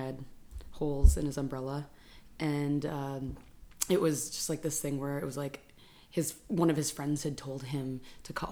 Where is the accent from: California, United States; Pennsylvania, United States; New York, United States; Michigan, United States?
Michigan, United States; I grew up in Michigan